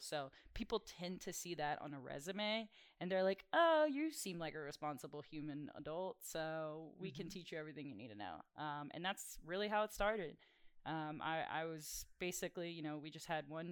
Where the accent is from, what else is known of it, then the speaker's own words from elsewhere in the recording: South Louisiana, United States; I'm from South Louisiana